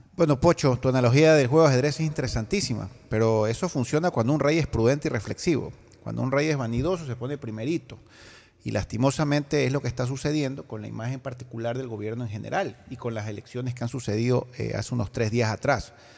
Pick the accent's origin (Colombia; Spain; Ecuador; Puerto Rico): Ecuador; Guayaquil, Guayas; como guayaquileños, como ecuatorianos